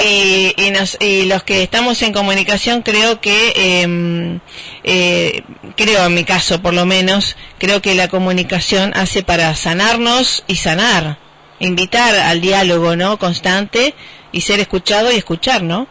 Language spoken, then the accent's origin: Spanish; Rosario, Santa Fe, Argentina; born or raised there